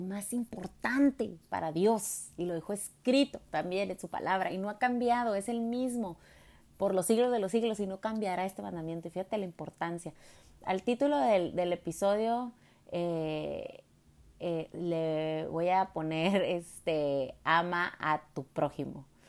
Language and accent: Spanish; Jalisco, Mexico; Cuando iba a la iglesia católica que mi papá me llevaba, pues soy de Jalisco